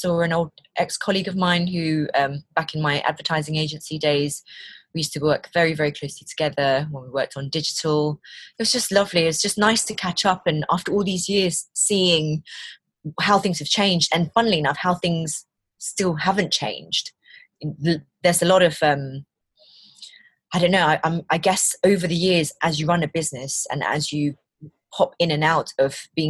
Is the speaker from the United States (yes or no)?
no; London, United Kingdom; also born or lived in Malaysia; now in Leicestershire, United Kingdom; I'm from London. My family are originally from Malaysia. I've got two kids. We now live in Leicestershire